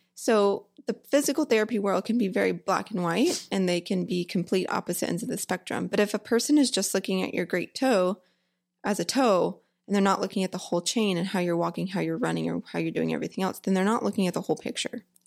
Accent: Humble, Texas, United States; also born or lived in College Station, Texas / Bowie, Texas / Alvord, Texas; I grew up in Houston, well, a small town called Humble

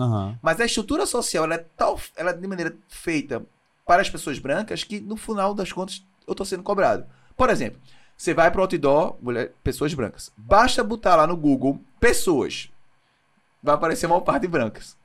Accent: Brazil; A gente no Brasil

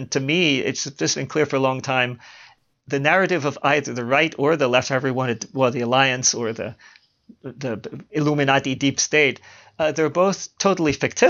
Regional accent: Baltimore, Maryland, United States; Because even though I was born and raised in Baltimore, I never had a Baltimore accent. I despise the Baltimore accent, I have to say.

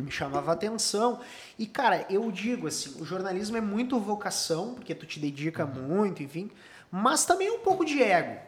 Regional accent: Cachoeirinha, Rio Grande do Sul, Brazil; also born or lived in Gravataí; Nasci em Cachoeirinha, no Hospital Padre Jeremias

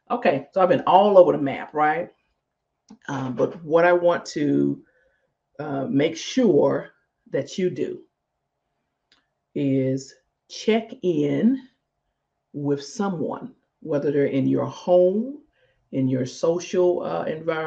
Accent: Jackson, Mississippi, United States; Jackson, Mississippi, my hometown, Jackson, Mississippi.

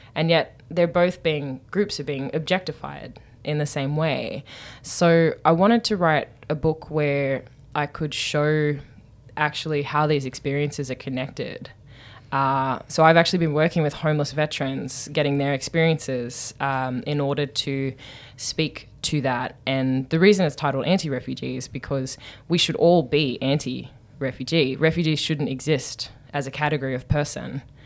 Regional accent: Newcastle, New South Wales, Australia; moved away as an adult; now in United States; I'm from Newcastle

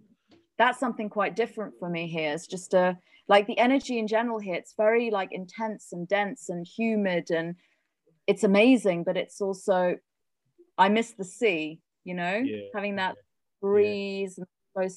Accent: South Africa; born there; I was born in South Africa, and I've also lived there as an adult.

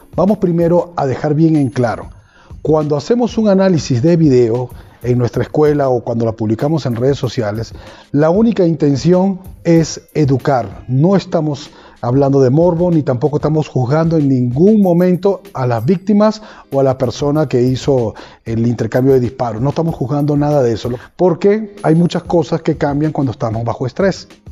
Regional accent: Venezuela; En mi país, en Venezuela

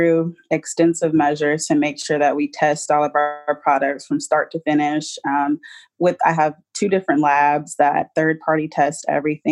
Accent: Arlington, Texas, United States; I'm pretty much Dallas native. I grew up in the outskirts of Dallas. I grew up in Arlington, Texas

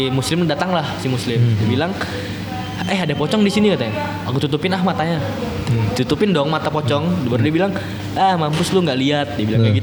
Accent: Tenggarong, East Kalimantan, Indonesia; kalau aku sih bangga sih sebagai orang Tenggarong, kayak gitu, lahir di situ

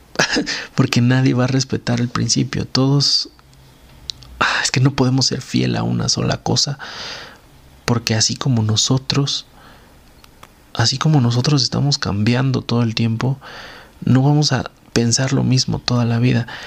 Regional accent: Mexico

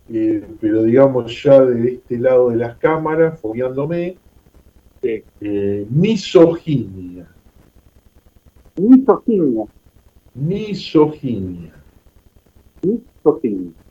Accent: Campana, Buenos Aires Province, Argentina; Yo nací en Campana, soy oriundo de Campana.

